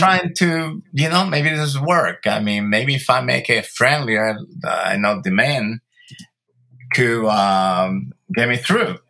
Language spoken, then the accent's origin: English; Santo Domingo, Dominican Republic; now in Los Angeles, United States; I was born in Santo Domingo, Dominican Republic, uh, of Cuban and Italian